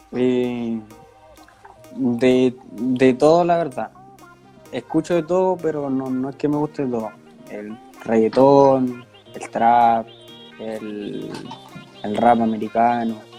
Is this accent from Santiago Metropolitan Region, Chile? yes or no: yes; Santiago, Santiago Metropolitan Region, Chile; yo soy de Sarronavia, acá en, Santiago. Eh, empecé jugando en canchas de barrio, en un club que se llama Palmeira, que es de acá de Sarronavia.